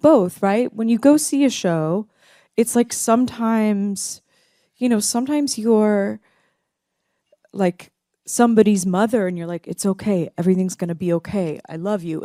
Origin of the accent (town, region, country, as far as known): Dallas, Texas, United States; born or raised there; also born or lived in Tulsa, Oklahoma